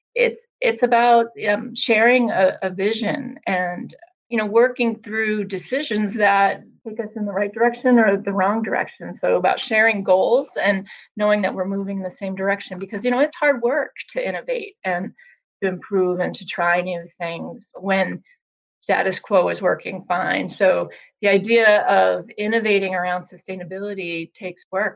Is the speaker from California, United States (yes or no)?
no; Vermont, United States; moved away as an adult; also born or lived in Boston; I'm originally from Vermont